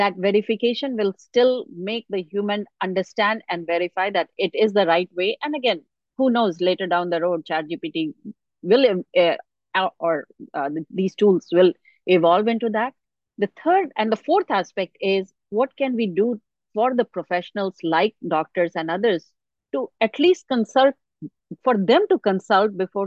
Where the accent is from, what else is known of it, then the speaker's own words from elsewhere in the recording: India; now in United States; I grew up in India